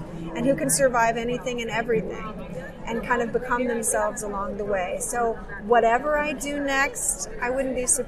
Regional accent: California, United States; also born or lived in Michigan; from the time I was 4 years old until I aged out of the system at age 18, I was in foster care with my 2 sisters in California

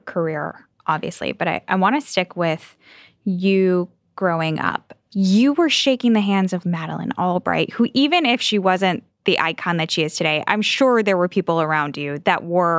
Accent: Chicago, Illinois, United States; I'm from Chicago

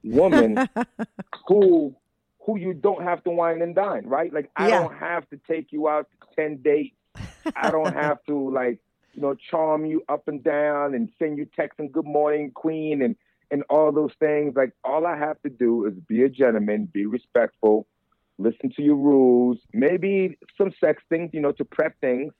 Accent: United States; moved away as an adult; also born or lived in Jersey City, New Jersey / Lower East Side, Manhattan, New York; I was born in Jersey City and raised between Jersey City and Lower East Side

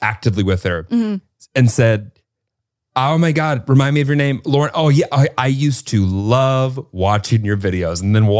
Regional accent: United Kingdom; I'm very British. I'm very, very, very British

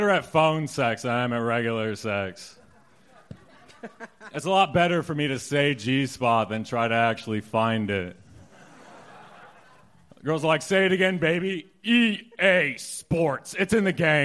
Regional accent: Montana, United States; moved away; I'm from Montana

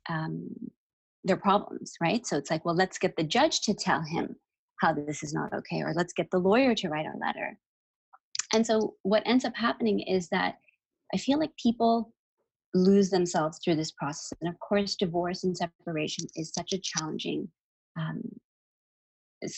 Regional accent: Toronto, Ontario, Canada; I was 16 when my parents decided to move to Kenya, which was a fun little experience for me growing up in Toronto.

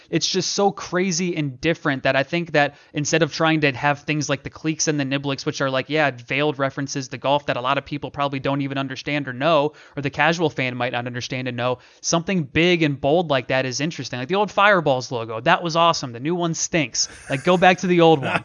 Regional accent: Akron, Ohio, United States; moved away; I'm from Akron, Ohio. Shout out the Northeast Ohio, uh, three three oh people, all my people back in Ohio.

